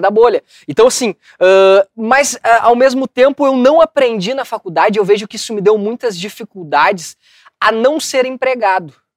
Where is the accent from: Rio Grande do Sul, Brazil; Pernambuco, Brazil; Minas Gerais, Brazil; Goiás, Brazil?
Rio Grande do Sul, Brazil; São Leopoldo; eu sou um cara que sou de um bairro aqui de São Léo